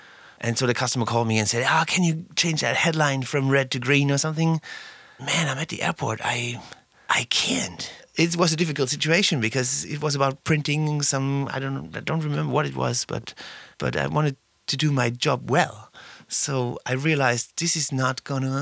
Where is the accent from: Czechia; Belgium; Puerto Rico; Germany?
Germany; Southern Germany; English is a second language; moved away as an adult; now in Berlin, Germany; I was raised in South Germany